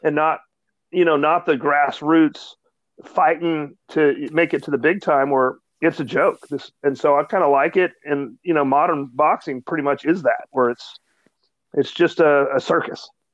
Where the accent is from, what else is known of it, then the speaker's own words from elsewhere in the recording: Dallas, Texas, United States; I'm from Dallas